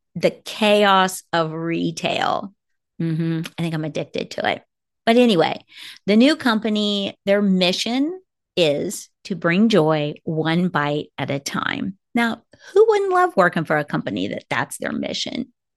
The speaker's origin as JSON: {"language": "English", "town": "Kansas City", "country": "United States", "moved": "as an adult", "lives_now": "Arizona, United States", "said": "I am from Kansas City"}